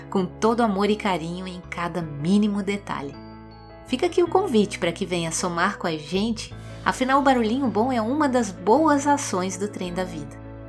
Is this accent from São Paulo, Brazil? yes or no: no; Minas Gerais, Brazil; Mas, como mineirinha que sou, trem faz parte da minha história de vida. Eu vim do interior e passeei muito de Maria Fumaça lá na minha infância, nas serras de Minas Gerais.